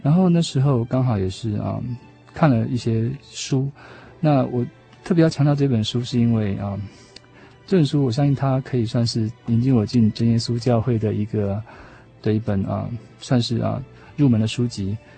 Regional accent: Taiwan; also born or lived in United States; 也许是因为我们在这边生长

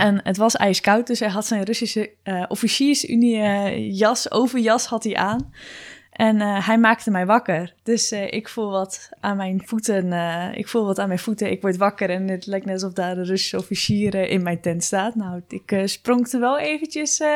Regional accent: Gouda, South Holland, Netherlands; als ze nu horen dat ik uit Gouda kom

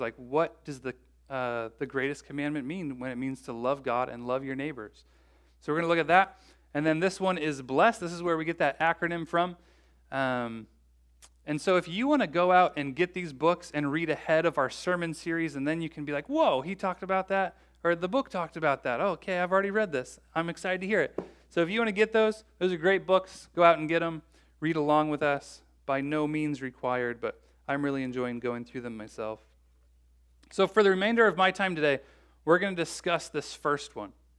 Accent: Bloomington, United States; I grew up in Bloomington

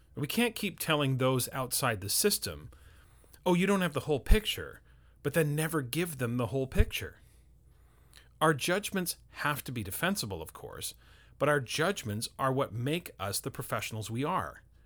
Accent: Canada; for myself as a Canadian

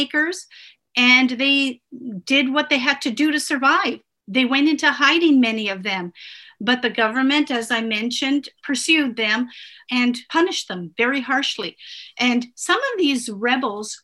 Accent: Canada; first language Italian; English is a second language; also born or lived in Italy; We immigrated when I was 3

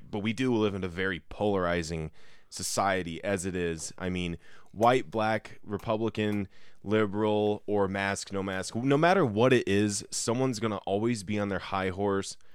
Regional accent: Denver, Colorado, United States; Because I'm from Denver.

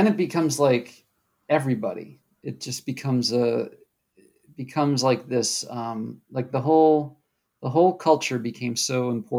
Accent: Wisconsin, United States; also born or lived in New England; I was born in New England, but most of my early talking years were all spent in Wisconsin.

